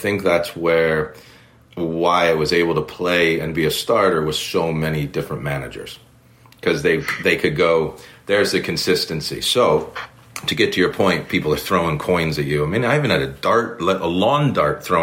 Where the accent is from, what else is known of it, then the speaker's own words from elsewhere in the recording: United States; moved away as an adult; I'm an American over here